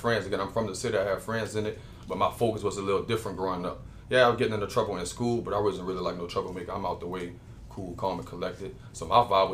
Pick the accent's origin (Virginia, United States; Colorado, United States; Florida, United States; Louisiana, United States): Louisiana, United States; Gretna; also born or lived in North Carolina; I'm from the West Bank, born and raised in New Orleans.